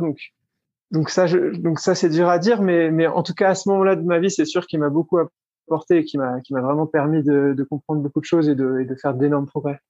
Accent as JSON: {"language": "French", "country": "Switzerland", "also_born_or_lived": "Geneva", "moved": "as an adult", "lives_now": "Iten, Kenya", "said": "je suis suisse"}